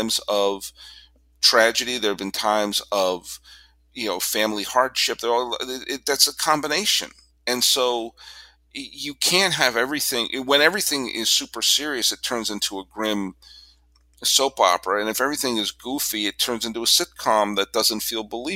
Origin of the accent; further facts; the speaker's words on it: Massachusetts, United States; Harold Russell grew up in the next town over from me that I grew up in Massachusetts